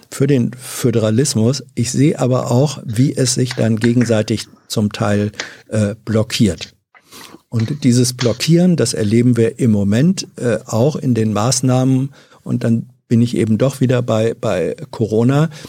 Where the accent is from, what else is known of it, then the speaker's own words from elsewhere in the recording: Hannover, Lower Saxony, Germany; Also ich bin zwar in Hannover aufgewachsen, ähm, mhm. Manche nennen das ja auch ein niedersächsisches